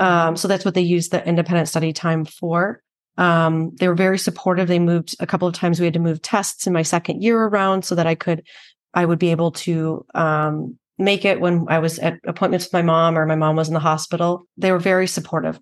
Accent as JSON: {"language": "English", "town": "Chicago", "region": "Illinois", "country": "United States", "tie": "born or raised there", "said": "I actually grew up on the south side of Chicago."}